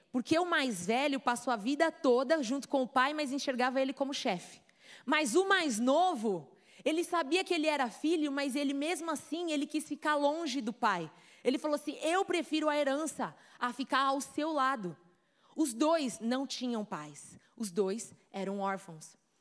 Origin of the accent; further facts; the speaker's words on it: Brazil; accent: Brazilian; moved away; also born or lived in United States; Eu sempre ia ter o meu sotaquezinho brasileiro ali para provar que eu sou brazuca